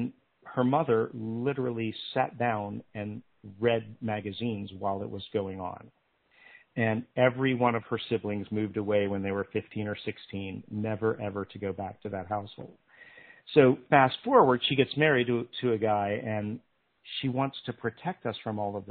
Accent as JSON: {"language": "English", "region": "Pennsylvania", "country": "United States", "tie": "born or raised there", "also_born_or_lived": "North Carolina", "moved": "as an adult", "said": "I grew up in Pennsylvania"}